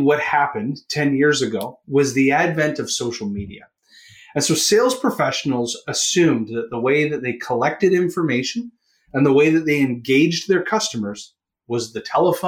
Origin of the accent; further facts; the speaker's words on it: Canada; accent: Canadian; If you can hear it from my accent, I am a Canuck.